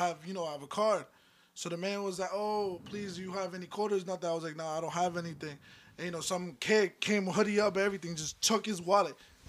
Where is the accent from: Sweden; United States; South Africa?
United States; Elizabeth, New Jersey; all my years living in Elizabeth, I was born and raised in Elizabeth. You know what I'm saying? I lived downtown.